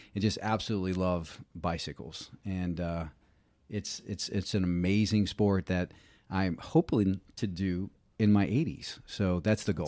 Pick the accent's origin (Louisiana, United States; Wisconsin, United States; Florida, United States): Louisiana, United States; Reserve; moved away; grew up in, uh, a, a town called Reserve, Louisiana